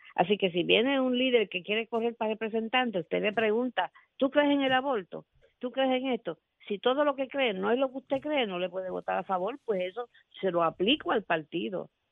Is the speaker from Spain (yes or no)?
no; Puerto Rico; yo soy residente de Puerto Rico